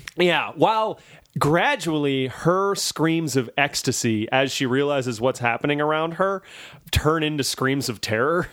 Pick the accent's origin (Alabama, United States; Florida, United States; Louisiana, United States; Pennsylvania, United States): Louisiana, United States; moved away; I am from, uh, the South. I'm from Louisiana.